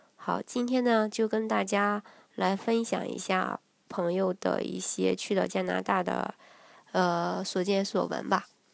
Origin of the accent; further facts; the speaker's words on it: China; moved away as an adult; now in Canada; 生长在每天日新月异的九十年代，见证了中国加入世贸组织令人，呃，惊叹的发展速度，切身目睹了中国发展的高速时期